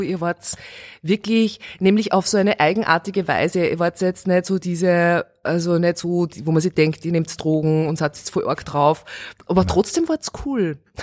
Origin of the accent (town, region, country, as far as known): Steyr, Upper Austria, Austria; born or raised there; moved away as an adult; also born or lived in Vienna